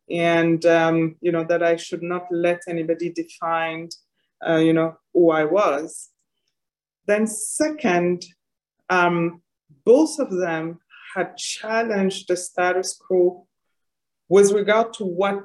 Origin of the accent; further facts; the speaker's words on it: Senegal; born there; also born or lived in Côte d'Ivoire / Ethiopia / Paris; My journey started, as you mentioned, in Senegal. I was born in Senegal. From parents originally from Mali and Niger.